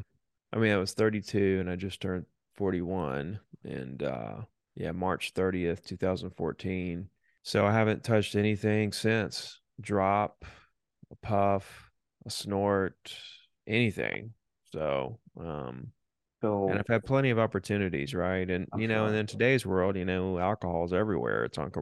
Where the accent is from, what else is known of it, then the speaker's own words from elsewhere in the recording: Alabama, United States; Down here on the beach. A lot of people don't know we have beaches here, but Florida extends into Alabama, a good 40 miles of white sandy beaches, and that's where I grew up.